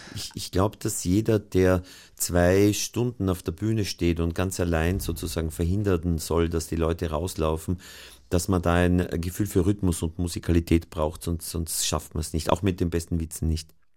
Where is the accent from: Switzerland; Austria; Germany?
Austria; als Österreicher